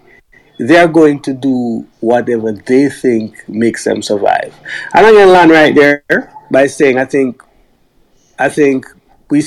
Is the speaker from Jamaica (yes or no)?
yes; Jamaica; moved away; I grew up in Jamaica, where I never really faced racism